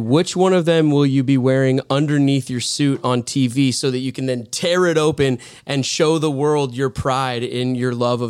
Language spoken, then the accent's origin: English; Edmonds, Washington, United States; Born and raised in Edmonds, Washington.